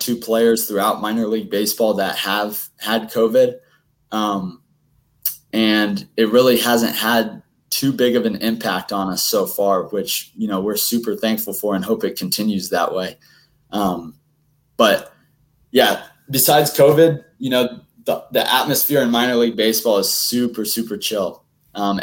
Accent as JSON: {"language": "English", "region": "Indiana", "country": "United States", "said": "I'm from Indiana"}